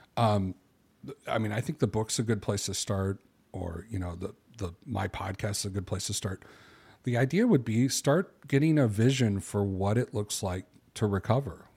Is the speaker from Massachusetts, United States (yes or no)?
no; Chicago, Illinois, United States; I'm a guy from Chicago